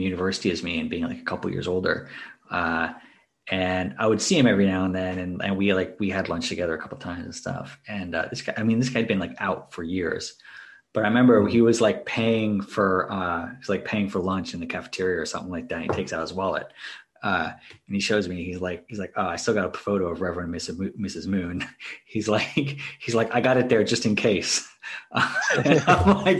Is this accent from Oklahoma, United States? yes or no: no; Maryland, United States; I grew up in Maryland